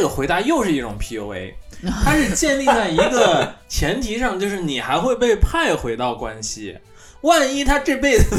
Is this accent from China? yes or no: yes; China; also born or lived in Sapporo, Japan; now in Tokyo, Japan; 像我中国人在在日本工作嘛